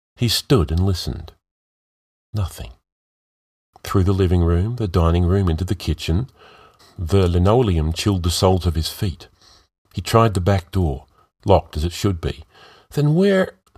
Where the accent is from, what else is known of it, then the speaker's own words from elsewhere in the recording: Melbourne, Victoria, Australia; my hometown of Melbourne